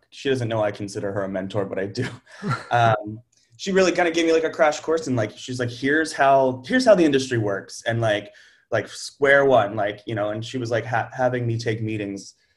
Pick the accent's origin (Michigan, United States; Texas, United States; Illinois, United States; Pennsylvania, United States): Pennsylvania, United States; outside of Pittsburgh; moved away as an adult; also born or lived in New York; I grew up outside of Pittsburgh